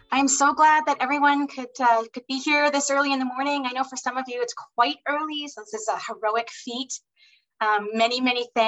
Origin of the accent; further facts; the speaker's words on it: Six Nations of the Grand River, Ontario, Canada; I'm from Six Nations of the Grand River. I am a professor at McMaster University, so I'm coming to you from Dish with One Spoon territory